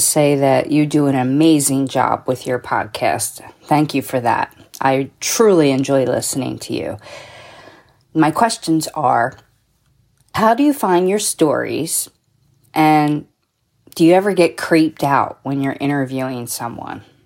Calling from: New Jersey, United States; I'm calling from New Jersey

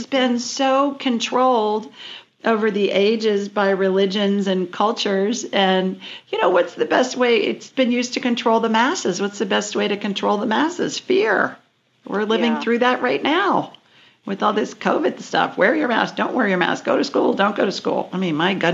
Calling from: Minneapolis, Minnesota, United States; I'm calling in from Minneapolis tonight.

